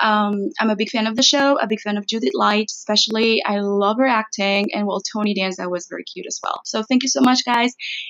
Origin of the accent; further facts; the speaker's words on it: Mexicali, Baja California, Mexico; I am from Mexicali, Mexico.